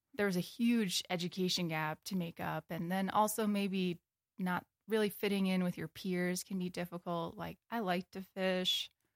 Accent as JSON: {"language": "English", "region": "Wisconsin", "country": "United States", "tie": "born or raised there", "also_born_or_lived": "Corning, Iowa / Colorado / Michigan / Wyoming", "moved": "as an adult", "lives_now": "Bozeman, United States", "said": "I grew up in Wisconsin"}